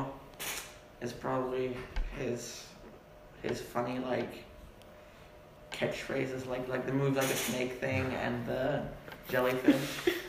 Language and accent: English; Germany; My parents serve in Germany. Mm-hmm. I've lived there basically all my life. I speak German fluently.